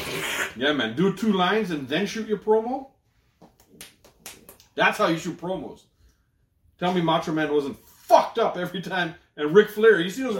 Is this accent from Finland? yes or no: no; Toronto, Ontario, Canada; I grew up in Malvern.